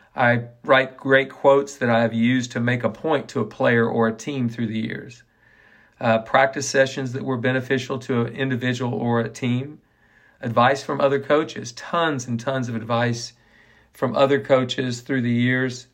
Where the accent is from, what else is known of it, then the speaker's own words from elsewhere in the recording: Ponca City, Oklahoma, United States; now in Waco, United States; My dad was the professional at the Ponca City Country Club all my years growing up in Ponca City, Oklahoma